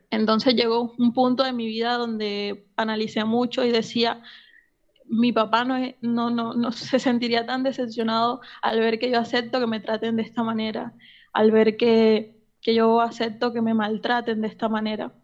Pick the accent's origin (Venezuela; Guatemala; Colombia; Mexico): Colombia; moved away as an adult; now in Argentina; hace tres años me vine a vivir a Argentina, soy colombiana